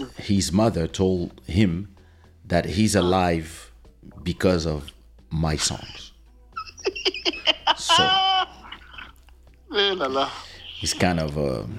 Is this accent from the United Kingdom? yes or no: no; DR Congo; born there; I am French. But I was born in Congo, in Zaire.